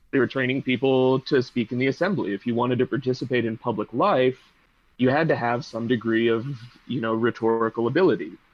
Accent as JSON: {"language": "English", "town": "Pittsburgh", "region": "Pennsylvania", "country": "United States", "tie": "born or raised there", "said": "I grew up in Pittsburgh"}